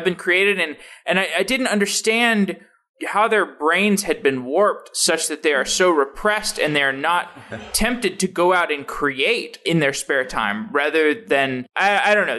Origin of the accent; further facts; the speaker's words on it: Austin, Texas, United States; now in Seattle, United States; I grew up in Austin